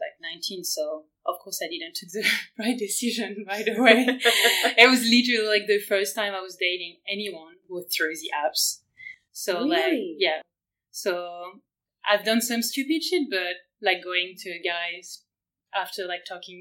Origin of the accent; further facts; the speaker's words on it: France; now in Berlin, Germany; I'm from France. I live in Berlin right now